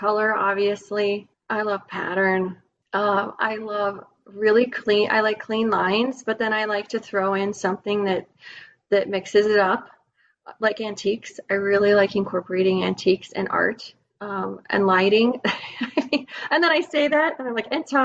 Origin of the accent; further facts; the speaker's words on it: the West, United States; growing up in the West